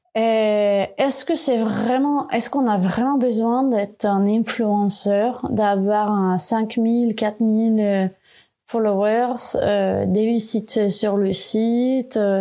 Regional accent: Sweden; French is a second language; moved away as an adult; now in France; Je ne parlais pas français encore, j'avais été toujours en Suède

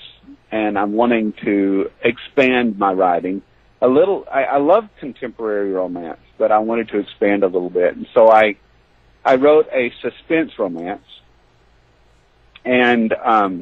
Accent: Tennessee, United States; I'm from the South, I'm from Tennessee

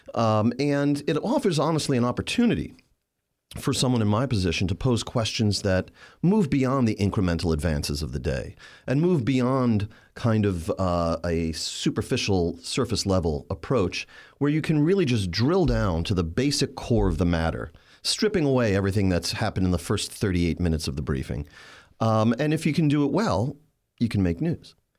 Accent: New York City, New York, United States; Staten Island, which is my hometown in New York

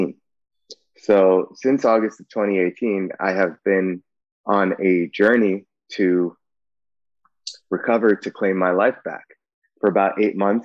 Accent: Bay Area, California, United States; I grew up in the Bay Area

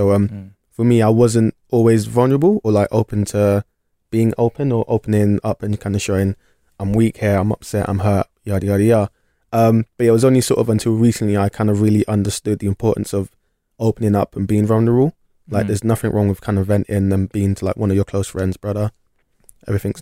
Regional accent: London, United Kingdom; moved away as an adult; now in Bristol, United Kingdom; From London originally.

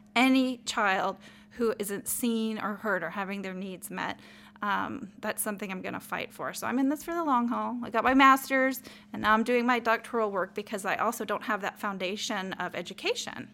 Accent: El Paso, Texas, United States; I was raised in El Paso, Texas, and I was raised in a minority town

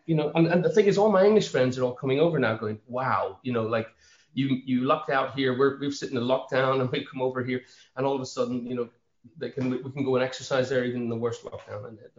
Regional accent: Buncrana, County Donegal, Ireland; I grew up around Bunkrana, and I learned to swim on Bunkrana Beach. It was the summer of 76, I was 10 years old

